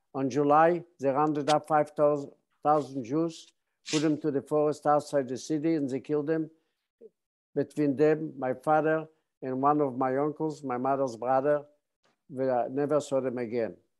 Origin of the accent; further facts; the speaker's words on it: Bialystok, Podlaskie Voivodeship, Poland; now in San Diego, United States; I was born on June 27, 1928, in, in eastern part of Poland, the city of Bialystok.